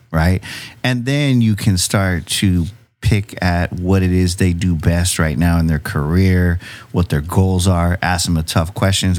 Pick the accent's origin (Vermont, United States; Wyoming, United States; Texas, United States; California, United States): California, United States; San Diego; now in Chula Vista, United States; I grew up in City Heights